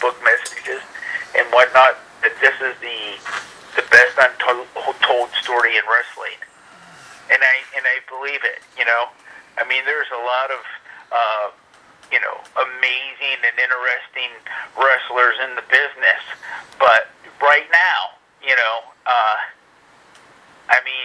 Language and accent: English; Dallas, Texas, United States; I grew up in the Dallas Fort Worth area